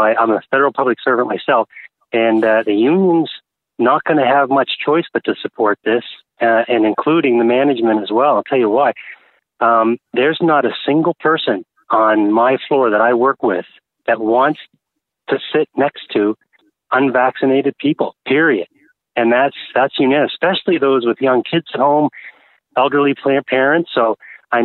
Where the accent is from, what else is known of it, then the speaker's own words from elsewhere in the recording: Carleton Place, Ontario, Canada; I'm from Carleton Place